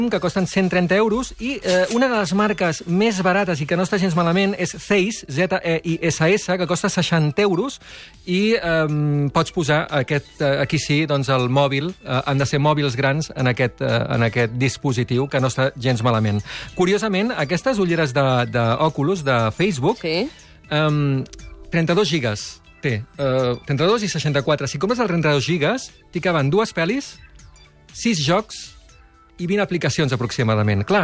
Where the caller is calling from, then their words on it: Masquefa, Catalonia, Spain; de Masquefa.